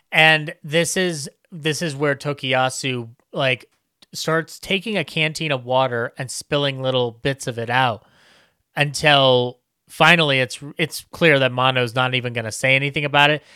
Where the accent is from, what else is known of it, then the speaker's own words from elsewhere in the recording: United States; me as an American